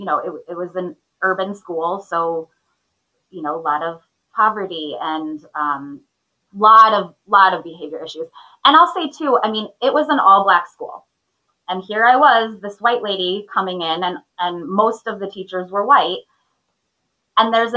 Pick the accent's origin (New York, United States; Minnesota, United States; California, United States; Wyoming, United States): Minnesota, United States; I grew up in Minnesota, which is where I live currently